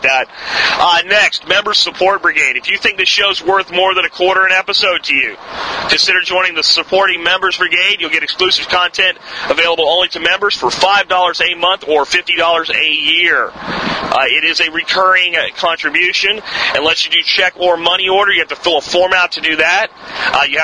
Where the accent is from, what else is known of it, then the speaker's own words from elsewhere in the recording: Northeast, United States; moved away; I grew up in the Northeast